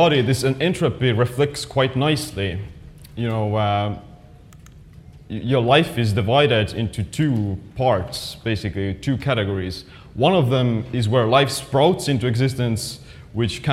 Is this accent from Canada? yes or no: no; Estonia; I'm actually from Estonia